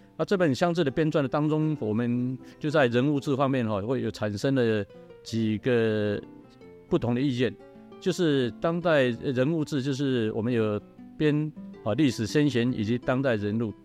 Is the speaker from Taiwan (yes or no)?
yes; Qimei, Penghu County, Taiwan; 我是七美香长